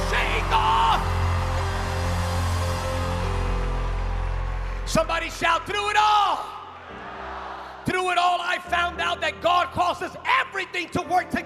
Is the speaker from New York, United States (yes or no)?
no; California, United States; I'm from California